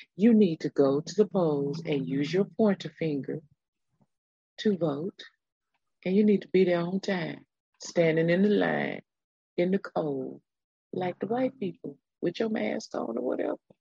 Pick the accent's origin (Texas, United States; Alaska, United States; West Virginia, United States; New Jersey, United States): Texas, United States; I was born in the great state of Texas many, many years ago